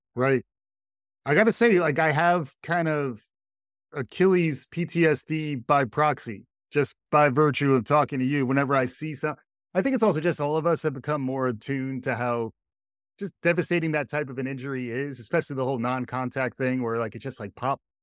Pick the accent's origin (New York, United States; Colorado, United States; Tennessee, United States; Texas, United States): New York, United States; as a New Yorker